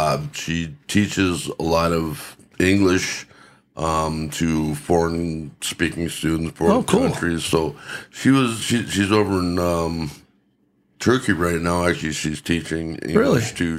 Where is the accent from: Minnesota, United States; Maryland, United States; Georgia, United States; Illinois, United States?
Minnesota, United States; St. Cloud; also born or lived in Green Bay, Wisconsin; Grew up in Green Bay, Wisconsin. And then my dad was transferred to St. Cloud State University, and my mom was a teacher at Cold Spring Recovery in Cold Spring, Minnesota. So we moved to St. Cloud, grew up in St. Cloud, and loved every minute of it.